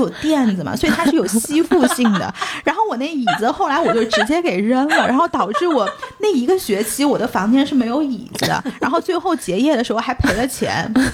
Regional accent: China; also born or lived in United States; 国内小的时候，我们是没有尝过那种是的，味道的

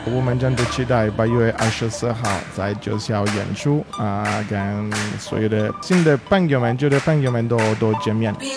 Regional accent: Italy; Chinese is a second language; moved away; 我的口音是，我是算是，呃，少数民族吧，我是意大利族吧

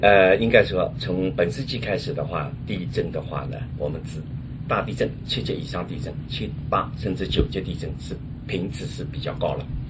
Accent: China; 我们的中国人

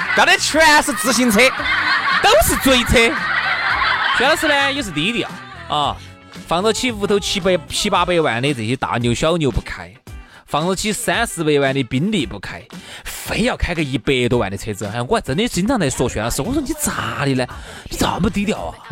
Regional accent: Sichuan, China; accent: Sichuanese; 我们四川话

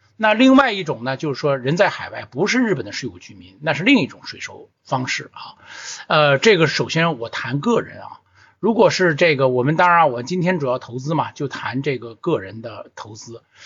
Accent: China; 我们中国人的土地是向国家租赁的嘛

